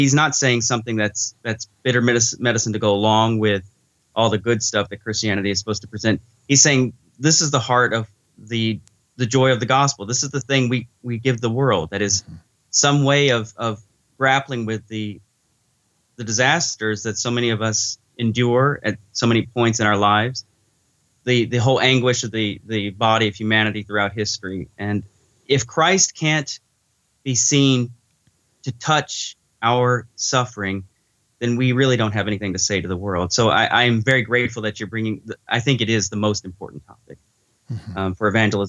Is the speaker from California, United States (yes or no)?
no; Arkansas, United States; So I was raised a Baptist in Arkansas.